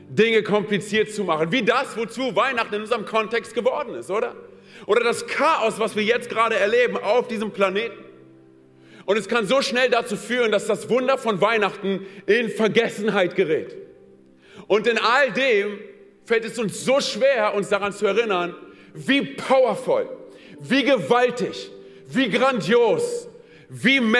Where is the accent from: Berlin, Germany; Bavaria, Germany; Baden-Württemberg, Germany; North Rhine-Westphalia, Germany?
Berlin, Germany; ich erinnere mich daran, wie ich als Kind in Berlin von meinem Vater mitgenommen worden bin zu der Außenstelle von Santa Claus.